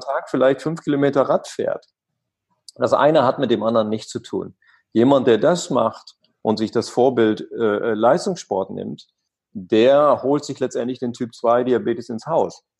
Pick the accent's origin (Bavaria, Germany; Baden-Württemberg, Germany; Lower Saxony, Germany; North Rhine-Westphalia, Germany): Lower Saxony, Germany; East Frisia; Ich bin an der Nordsee groß geworden, da gibt es halt Wind